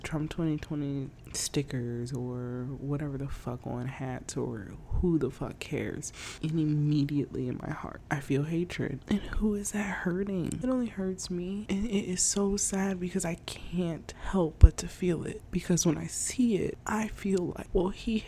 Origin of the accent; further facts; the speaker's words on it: United States; As a black woman in America, I was only born here